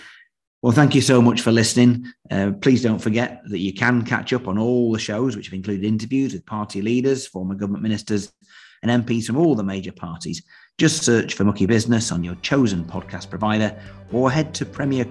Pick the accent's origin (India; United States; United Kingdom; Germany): United Kingdom; established faith can sometimes make people wrongly assume that they're Christians just because, well, we're British, aren't we?